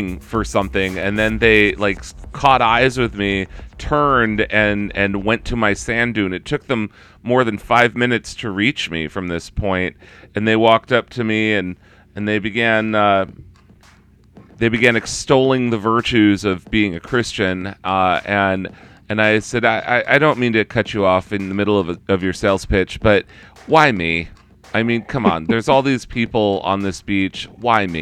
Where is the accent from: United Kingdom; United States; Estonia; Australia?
United States; accent: American; as you can clearly tell by my accent, I'm an American